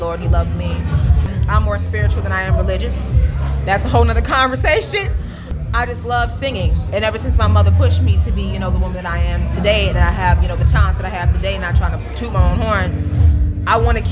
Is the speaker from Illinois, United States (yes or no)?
yes; Waukegan, Illinois, United States; I am from Waukegan